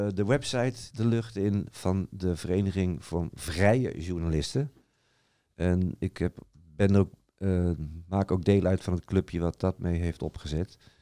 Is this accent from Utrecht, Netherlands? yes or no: yes; Utrecht, Netherlands; Ik kom dan uit Utrecht